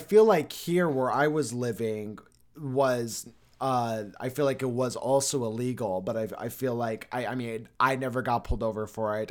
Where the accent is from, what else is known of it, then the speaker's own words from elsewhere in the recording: Arizona, United States; also born or lived in Los Angeles, California; told people I was from Arizona